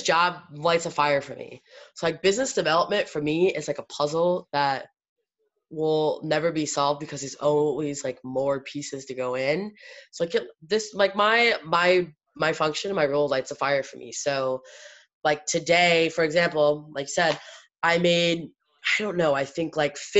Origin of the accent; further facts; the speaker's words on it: Iowa, United States; I was born in Iowa